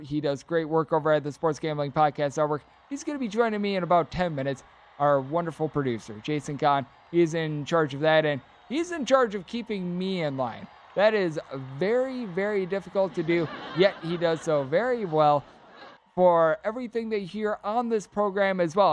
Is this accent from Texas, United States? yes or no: no; Wisconsin, United States; my home state team, the Wisconsin Badgers